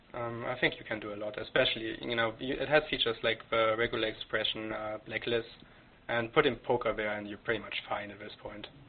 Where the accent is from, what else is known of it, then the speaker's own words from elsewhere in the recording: Germany; moved away as an adult; now in Canada; I, am German. I came came to Canada two three years ago. I grew up in Germany